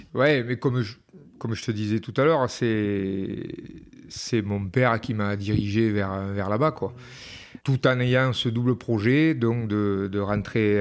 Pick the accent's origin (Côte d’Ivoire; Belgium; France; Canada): France; Peyrehorade, Nouvelle-Aquitaine; moved away as an adult; also born or lived in Dax; Je suis resté longtemps en Pérorade parce que je suis parti euh, tard de Pérorade.